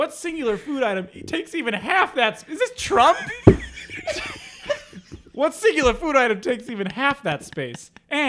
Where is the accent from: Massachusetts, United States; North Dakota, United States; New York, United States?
Massachusetts, United States; moved away; growing up in Massachusetts